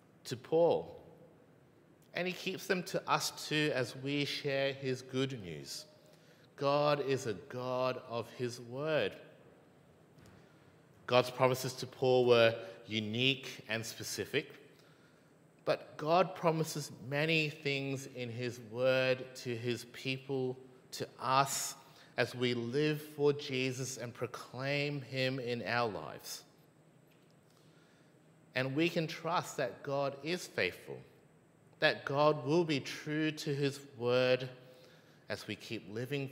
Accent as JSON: {"language": "English", "country": "Malaysia", "said": "I'm Malaysian"}